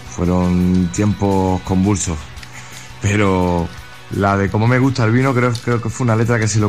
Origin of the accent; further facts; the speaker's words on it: Seville, Andalusia, Spain; accent: Sevillian; mi acento así sevillano